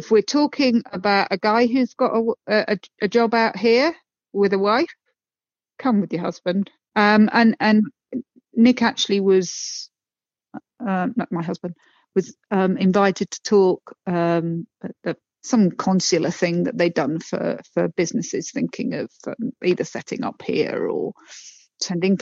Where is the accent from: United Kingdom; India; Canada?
United Kingdom; moved away as an adult; now in Saltillo, Mexico; I'm the Brit